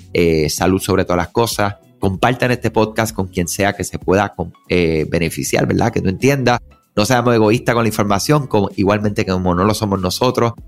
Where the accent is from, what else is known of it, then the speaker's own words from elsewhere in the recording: Puerto Rico; soy puertorriqueño, eh, mi mamá de Colombia, mi papá de Cuba